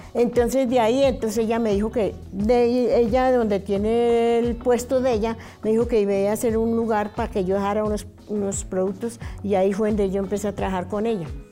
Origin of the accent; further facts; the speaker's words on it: Barbosa, Santander, Colombia; also born or lived in Zipaquirá, Cundinamarca; Nací en Zipaquirá, Cundinamarca. Eh, muy pequeña me llevaron a Barbosa, Santander del Sur. Allá me crié